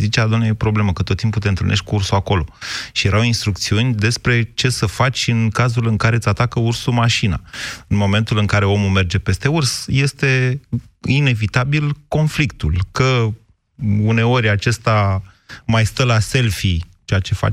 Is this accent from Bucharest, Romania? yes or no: no; Drobeta-Turnu Severin, Mehedinți County, Romania; eu sunt dintr-o zonă în care sunt vipere și vipere cu corn chiar. Așa. Din da Banat. Eu sunt de la Severin